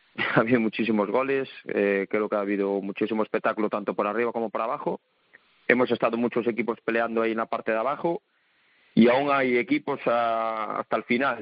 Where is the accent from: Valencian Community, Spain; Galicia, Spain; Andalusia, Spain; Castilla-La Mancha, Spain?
Galicia, Spain; moved away; yo soy gallego ahí de, pura cepa.